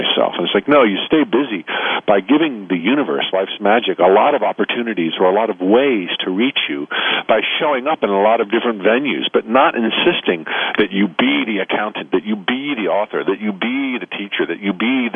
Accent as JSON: {"language": "English", "town": "Orlando", "region": "Florida", "country": "United States", "tie": "born or raised there", "said": "Orlando, Florida, my hometown"}